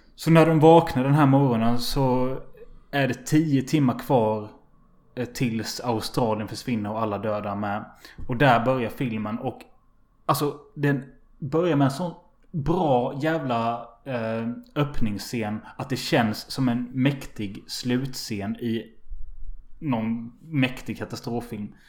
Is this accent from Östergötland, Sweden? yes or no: no; Halmstad, Halland County, Sweden; jag är från Halmstad